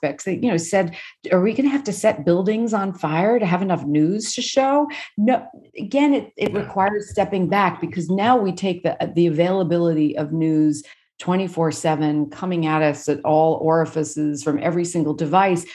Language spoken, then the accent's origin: English; New York City, New York, United States; I grew up in Brooklyn